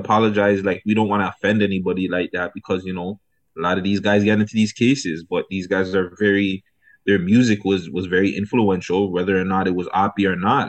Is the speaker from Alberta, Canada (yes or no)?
no; Toronto, Ontario, Canada; I'm from Rex, so everybody in Rex, I like to see them winning